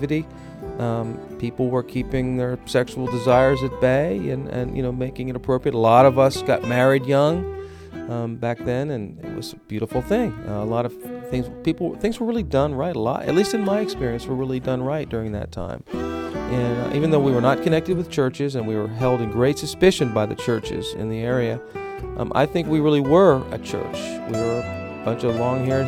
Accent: outside of Philadelphia, Pennsylvania, United States; I went to high school right outside of Philadelphia, PA

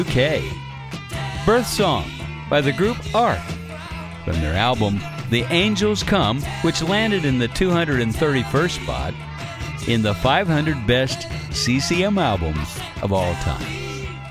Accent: Carbondale, Illinois, United States; my hometown of Carbondale

